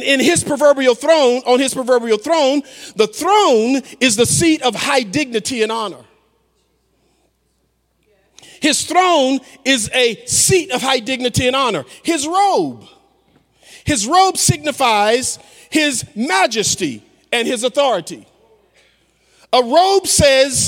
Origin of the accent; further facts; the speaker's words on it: the South, United States; I'm from the South